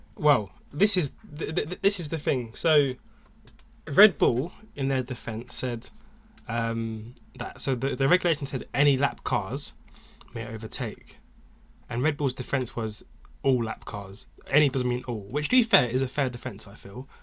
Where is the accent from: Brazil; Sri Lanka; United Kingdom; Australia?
United Kingdom; we're British